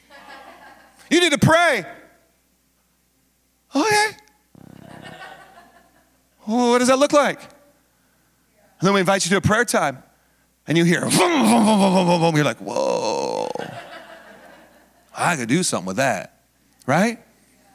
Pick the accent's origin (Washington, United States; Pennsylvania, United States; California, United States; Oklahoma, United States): Washington, United States; now in San Diego, United States; I grew up in Washington